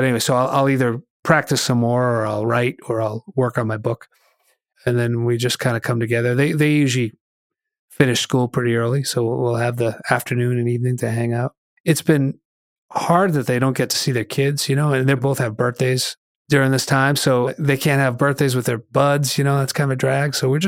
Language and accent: English; Hollis, New Hampshire, United States; I grew up in Hollis, New Hampshire, so it took about an hour to get to the ocean.